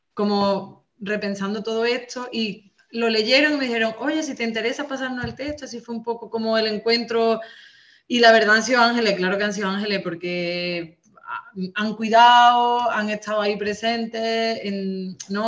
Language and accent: Spanish; Andalusia, Spain; also born or lived in Catalonia; yo soy rubia, andaluza